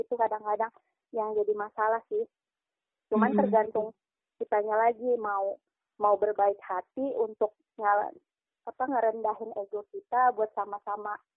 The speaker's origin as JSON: {"language": "Indonesian", "region": "Kalimantan", "country": "Indonesia", "said": "Dari Kalimantan"}